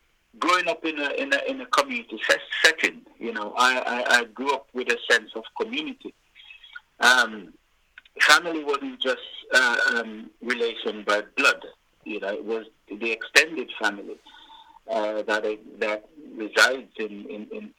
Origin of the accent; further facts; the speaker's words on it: Trelawny, Jamaica; I was born and bred in Jamaica